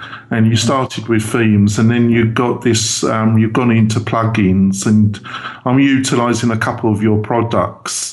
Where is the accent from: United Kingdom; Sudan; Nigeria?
United Kingdom; England; I'm very English